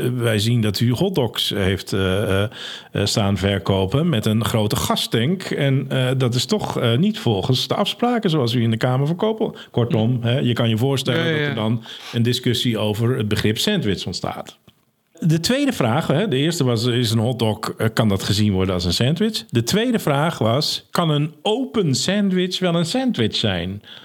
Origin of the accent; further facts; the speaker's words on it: Netherlands; wij als Nederlanders